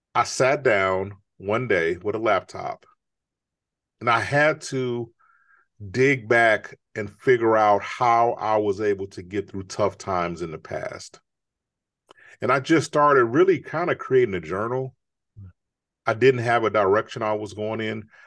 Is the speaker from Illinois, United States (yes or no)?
yes; Chicago, Illinois, United States; I grew up in Chicago